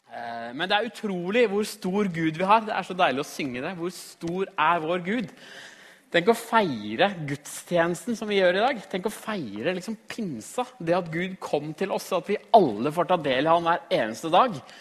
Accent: Trysil, Innlandet, Norway; moved away; also born or lived in Australia; jeg kommer fra Trysil.

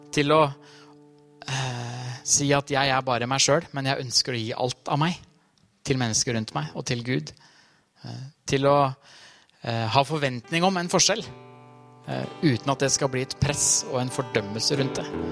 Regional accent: Trysil, Innlandet, Norway; moved away; jeg har vokst opp Trysil, på Trysilfjellet

